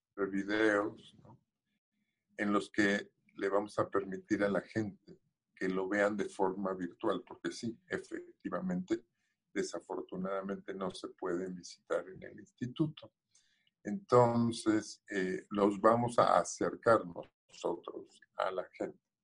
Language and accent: Spanish; Mexico; como mexicanos en el exterior